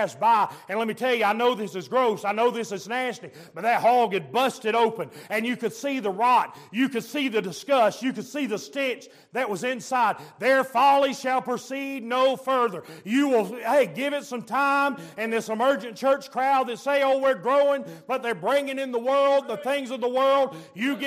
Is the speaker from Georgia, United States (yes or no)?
yes; Georgia, United States; I'm from Georgia, we do things a little bit different where I'm from